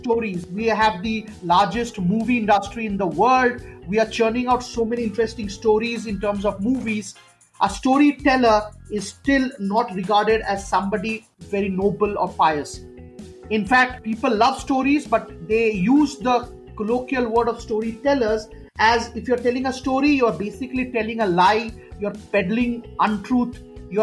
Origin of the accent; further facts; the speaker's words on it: Kolkata, West Bengal, India; moved away; I'm from Calcutta. I've grown up in a house where my father and mother were very ardent storytellers